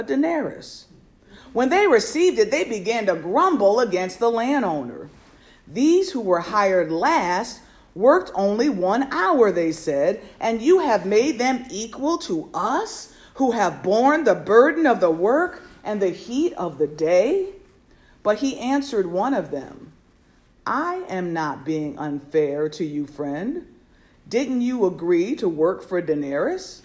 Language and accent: English; Norfolk, Connecticut, United States; I was born and raised up in Norfolk, Connecticut, a small town nestled in the northwest corner of our state